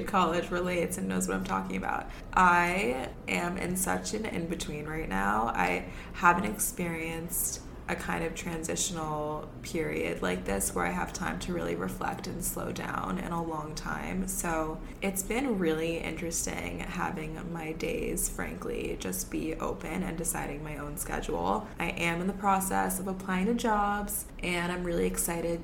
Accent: New York City, New York, United States; I grew up here. I grew up in the city on the Upper East Side

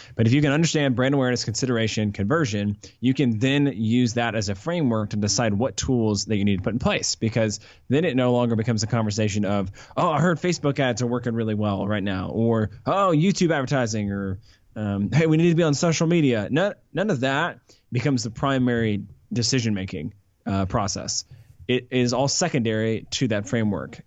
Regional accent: Atlanta, Georgia, United States; also born or lived in Colorado / Charlotte; I grew up here in Atlanta

